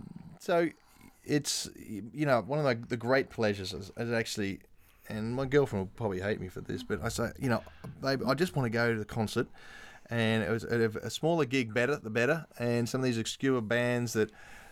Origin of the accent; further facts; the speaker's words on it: Australia; now in London, United Kingdom; I mean, being an Aussie, you need a base somewhere.